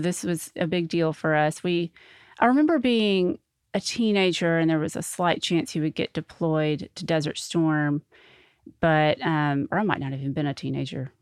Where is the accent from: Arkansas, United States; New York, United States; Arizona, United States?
Arkansas, United States; North Little Rock; also born or lived in Sherwood, Arkansas; I grew up in North Little Rock